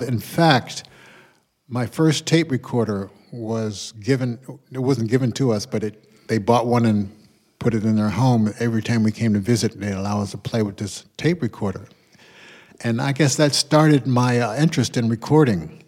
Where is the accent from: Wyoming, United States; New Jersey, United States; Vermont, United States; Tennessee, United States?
New Jersey, United States; Perth Amboy; also born or lived in Philadelphia; we grew up in the small town of Perth Amboy, New Jersey